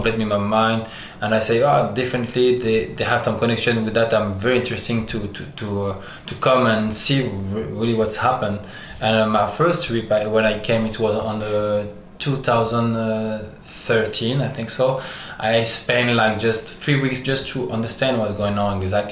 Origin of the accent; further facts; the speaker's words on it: France; English is a second language; also born or lived in Algeria; I'm born in Algeria and I grew up in France.